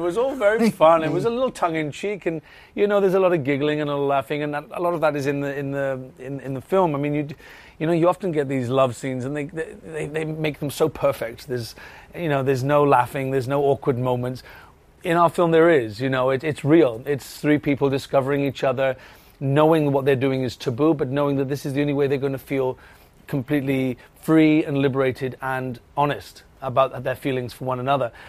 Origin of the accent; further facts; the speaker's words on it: Wales, United Kingdom; accent: Welsh; There's not many of us Welsh people